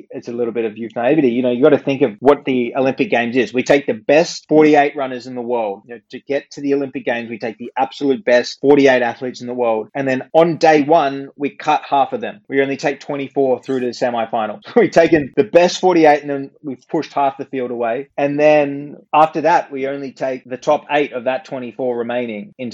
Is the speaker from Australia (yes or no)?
yes; Australia; we're a very multicultural country